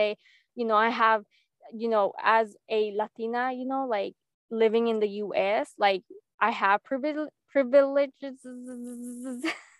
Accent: United States; My number one team is and will always be my hometown, the US.

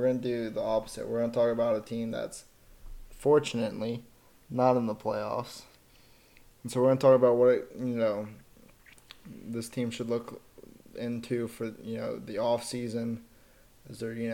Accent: Colorado, United States; born and raised in Colorado

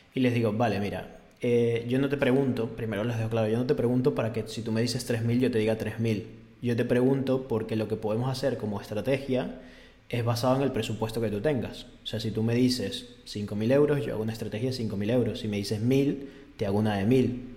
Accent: Venezuela; moved away; en mi país esto es normal

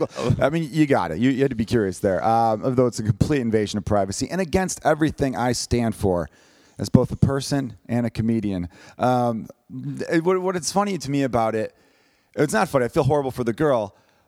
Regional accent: Chicago, Illinois, United States; But a player for the Chicago, my hometown team, the Chicago Blackhawks

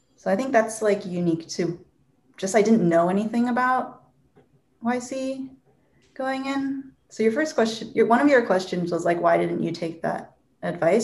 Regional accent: Seattle, Washington, United States; also born or lived in Bellevue, Washington; I grew up in Seattle or Bellevue, Washington, went to school in Seattle.

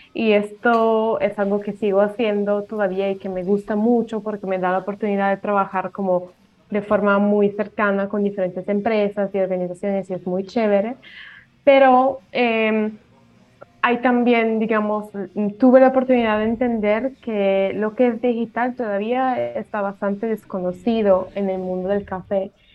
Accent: Italy; Spanish is a second language; moved away as an adult; also born or lived in Colombia; yo soy italiana y bueno, como pueden escuchar, eh, el español no es mi primer idioma

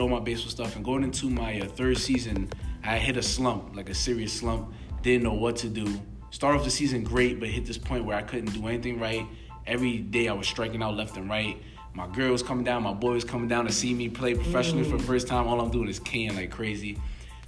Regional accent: New York City, New York, United States; I grew up in Brooklyn, New York, born and raised.

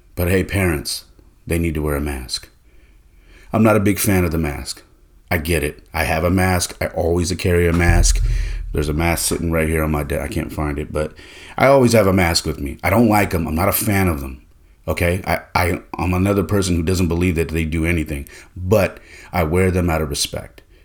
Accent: Bay Area, Northern California, United States; I'm from California, uh, more specifically Northern California in the Bay Area

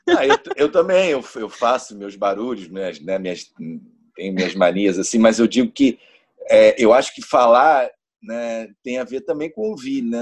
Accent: Niterói, Rio de Janeiro, Brazil; nasci em Niterói, no Rio de Janeiro, sou de Nikit City

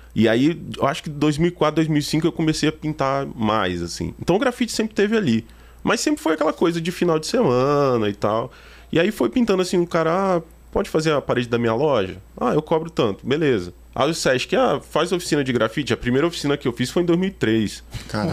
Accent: São Gabriel da Palha, Espírito Santo, Brazil; now in Petrópolis, Brazil; Eu, eu sou do Espírito Santo, natural do Espírito Santo. Eu moro em Petrópolis, Rio de Janeiro, né?

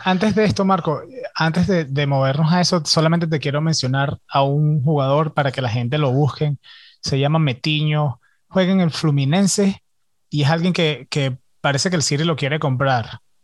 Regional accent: Venezuela; yo soy venezolano

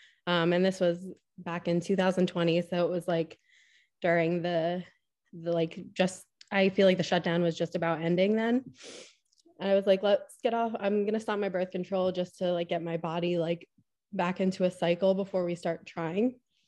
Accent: Pennsylvania, United States; So I grew up in Pennsylvania. I actually went to a small Catholic school to start off

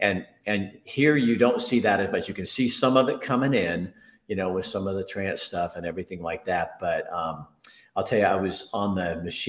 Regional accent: Oregon, United States; moved away as an adult; now in Montana, United States; I love Oregon. It's a great state. It's my home state. It's where I came from.

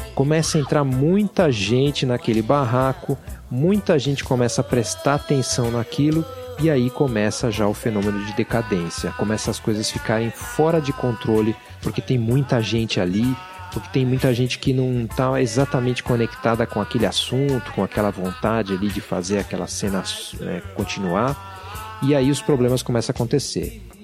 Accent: São Paulo, Brazil; na cidade de São Paulo, onde eu cresci

